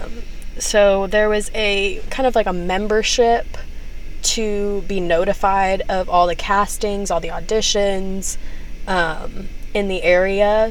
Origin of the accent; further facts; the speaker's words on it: Texas, United States; moved away as an adult; now in Los Angeles, United States; being from Texas